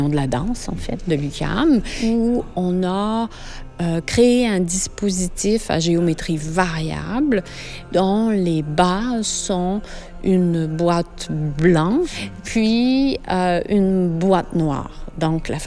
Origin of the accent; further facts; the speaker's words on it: France; moved away as an adult; je suis française, je suis arrivée ici il y a deux ans et demi.